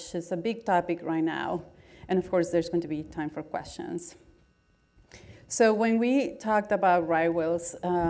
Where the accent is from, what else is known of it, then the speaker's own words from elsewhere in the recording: Guatemala; English is a second language; moved away as an adult; now in United States; I was born in Guatemala, and I did all my undergraduate work there